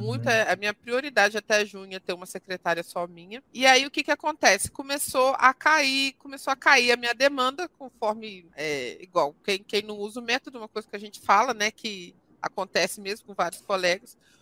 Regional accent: interior of Rio de Janeiro state, Brazil; moved away as an adult; also born or lived in Vassouras, Brazil / Jundiaí, Brazil; now in Goiânia, Brazil; eu sou do interior do Rio, eu formei em Vassouras, né, interior do Rio

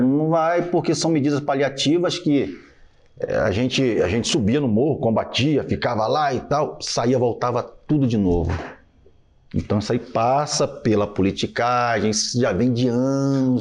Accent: Rio de Janeiro, Brazil; moved away as an adult; now in Jundiaí, Brazil; Cara, eu sou do Rio

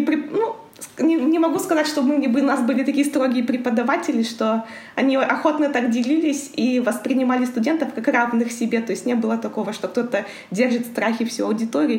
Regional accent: Karaganda, Karaganda Region, Kazakhstan; moved away as an adult; also born or lived in Astana, Kazakhstan; now in Milan, Italy; Я родилась в Караганде. Город большой, я никогда не жила в поселках

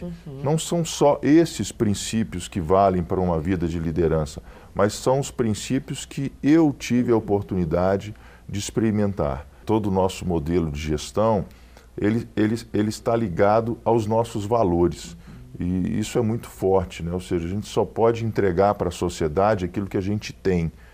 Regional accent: Belo Horizonte, Minas Gerais, Brazil; a nossa família é natural aqui de Belo Horizonte

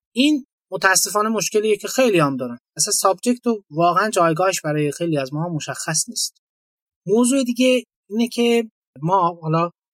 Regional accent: Iran

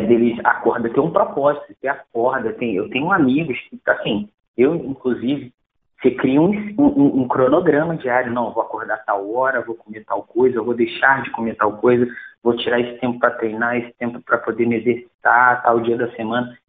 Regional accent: Brazil; eu sou brasileiro

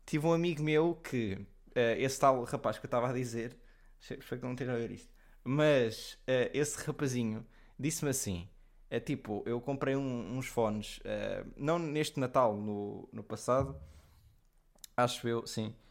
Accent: Leiria, Centro, Portugal; moved away as an adult; also born or lived in Odivelas; eu sou de Leiria e Odivelas. Depende, eu, Odivelas porque é onde eu vivo quando vou para a universidade.

